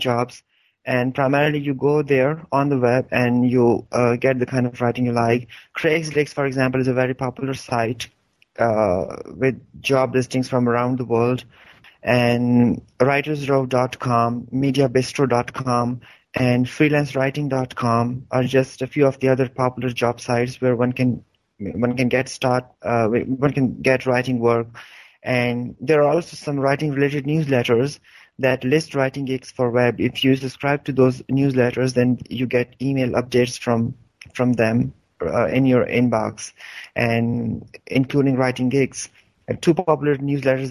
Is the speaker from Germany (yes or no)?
no; Hangu, Khyber Pakhtunkhwa, Pakistan; moved away as an adult; now in Peshawar, Pakistan; my hometown, Hangu